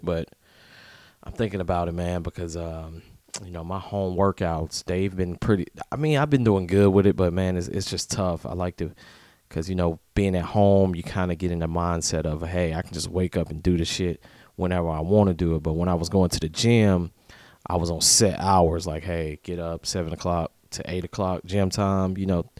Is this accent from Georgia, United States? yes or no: yes; Atlanta, Georgia, United States; now in Tampa, United States; I'm from Atlanta